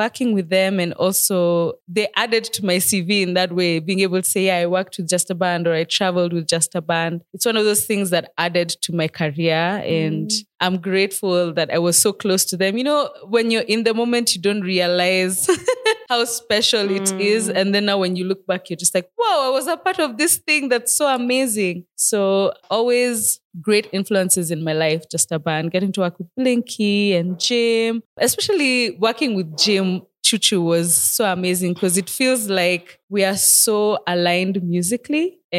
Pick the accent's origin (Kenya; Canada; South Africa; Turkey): Kenya; Nairobi; I was born and raised in Nairobi, Kenya. Mini Manziwa, Nairobi.